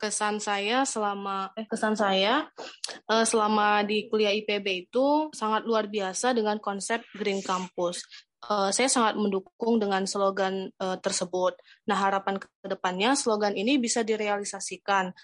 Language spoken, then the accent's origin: Indonesian; North Sumatra, Indonesia; now in Bogor, Indonesia; saya dari Sumatera Utara dan sekarang di Bogor